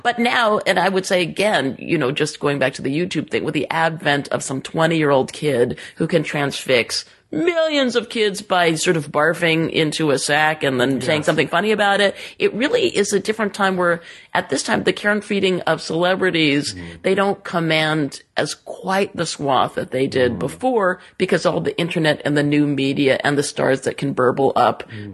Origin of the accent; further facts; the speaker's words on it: Southern California, United States; I was in the sixties and seventies growing up in Southern California.